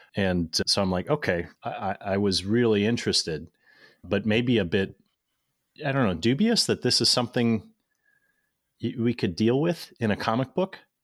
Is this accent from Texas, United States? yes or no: no; St. Louis, Missouri, United States; now in Cincinnati, United States; I grew up in Saint Louis.